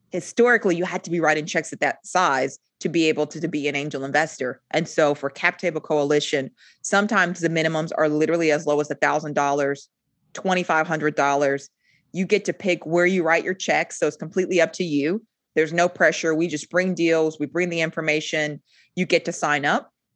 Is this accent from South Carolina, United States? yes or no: yes; Rock Hill, South Carolina, United States; moved away as an adult; also born or lived in Germany; now in Charlotte, United States; I'm originally from Rock Hill, South Carolina. I reside in Charlotte now